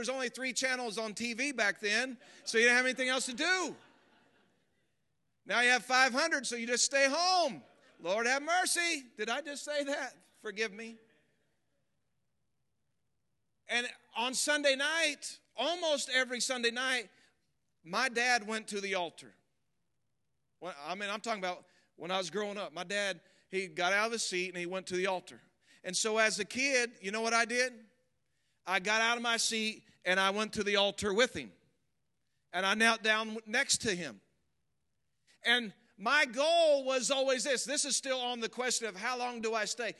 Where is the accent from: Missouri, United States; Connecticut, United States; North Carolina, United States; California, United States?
Missouri, United States; I grew up in Missouri.